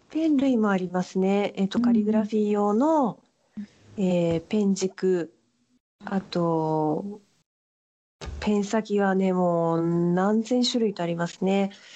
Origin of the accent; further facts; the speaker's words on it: Fukui, Japan; moved away as an adult; also born or lived in Niigata; now in Paris, France; 生まれは新潟で育ったのは福井ですね